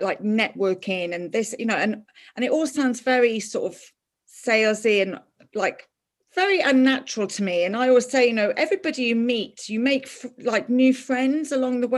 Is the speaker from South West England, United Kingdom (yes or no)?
no; London, United Kingdom; now in Ireland; it was very different growing up in London than it was growing up here.